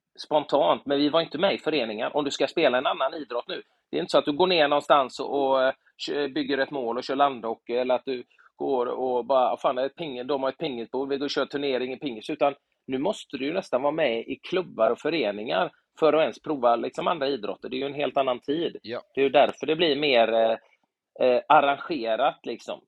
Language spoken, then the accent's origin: Swedish; Gothenburg, Västra Götaland, Sweden; när jag var liten i Göteborg